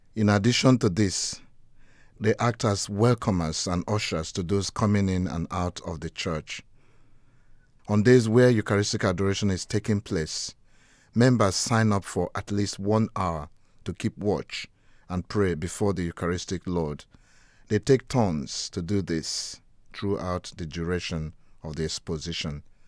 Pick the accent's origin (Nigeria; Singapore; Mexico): Nigeria; now in Gravesend, United Kingdom; I grew up in Nigeria, West Africa